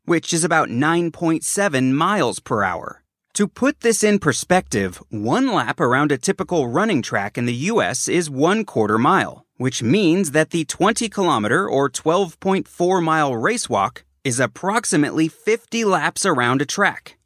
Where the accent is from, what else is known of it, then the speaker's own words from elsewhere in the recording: Los Angeles, California, United States; My hometown of Los Angeles